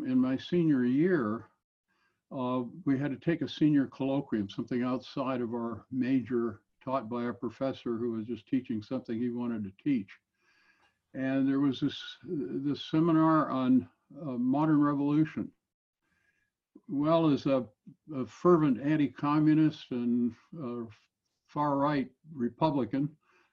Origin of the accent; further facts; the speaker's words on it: Longview, Washington, United States; I grew up in Longview, Washington.